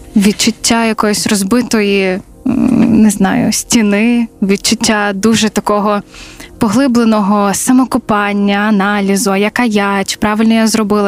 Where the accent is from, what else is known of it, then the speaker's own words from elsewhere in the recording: Zaporizhzhia, Zaporizhzhia Oblast, Ukraine; moved away as an adult; also born or lived in Lviv; я з Запоріжжя